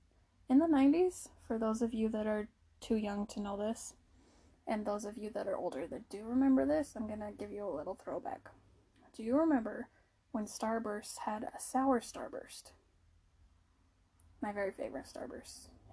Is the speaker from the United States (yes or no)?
yes; Utah, United States; we are from Utah